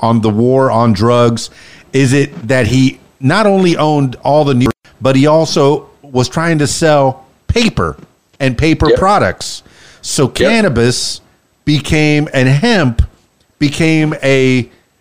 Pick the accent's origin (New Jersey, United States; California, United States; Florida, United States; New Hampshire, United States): Florida, United States; Florida Keys, United States; growing up in the Keys in the 70s.